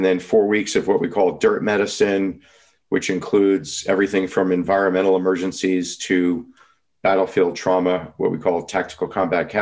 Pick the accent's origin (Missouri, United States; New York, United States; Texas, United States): New York, United States; I'm from New York